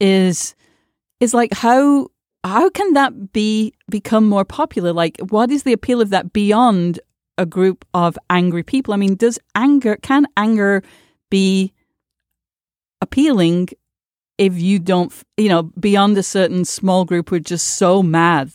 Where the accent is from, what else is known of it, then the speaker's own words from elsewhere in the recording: United Kingdom; I grew up in Britain